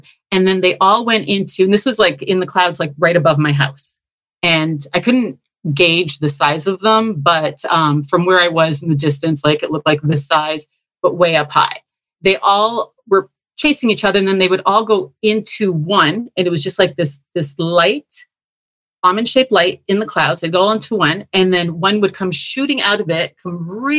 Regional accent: Toronto, Ontario, Canada; now in Belize; I came from Toronto I won't get into all the realizations and the awakenings I had there

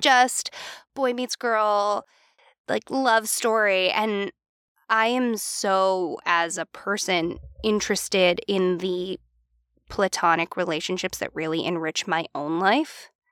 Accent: Philadelphia, Pennsylvania, United States; we're from the Philly area

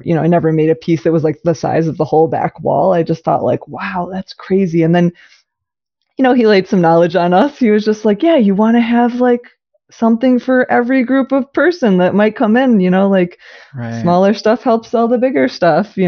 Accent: Ann Arbor, Michigan, United States; I grew up in Ann Arbor. And so I grew up like going to the art fair as a little kid all the time

